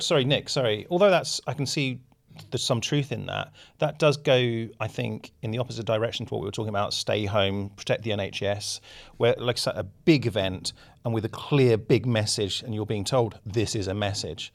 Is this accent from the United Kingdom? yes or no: yes; United Kingdom; as a British person